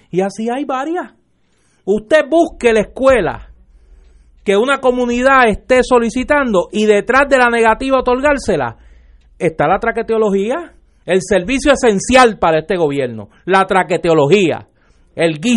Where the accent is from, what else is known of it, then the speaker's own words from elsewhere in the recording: Caguas, Puerto Rico; allá en mi pueblo en Cagua.